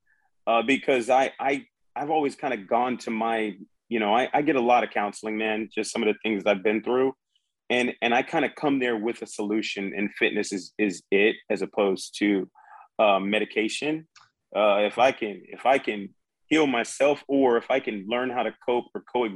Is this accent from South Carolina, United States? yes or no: yes; Charleston, South Carolina, United States; moved away as an adult; I wanted to get out of Charleston, South Carolina